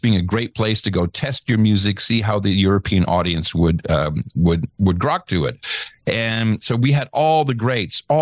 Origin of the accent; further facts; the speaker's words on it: Netherlands; moved away; also born or lived in United States; in the Netherlands, where I grew up. I'm an American, but moved there when I was 7 with my folks.